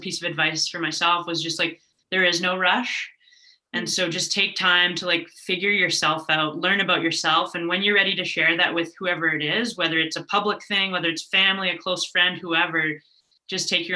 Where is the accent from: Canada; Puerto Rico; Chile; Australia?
Canada; Toronto, Ontario; moved away as an adult; also born or lived in Vancouver; I was originally from Toronto